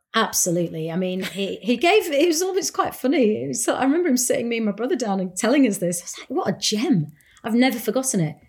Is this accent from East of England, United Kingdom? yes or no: no; Bradford, Yorkshire and the Humber, United Kingdom; now in London, United Kingdom; a young Asian woman growing up in Bradford, a Punjabi woman, a Yorkshire lass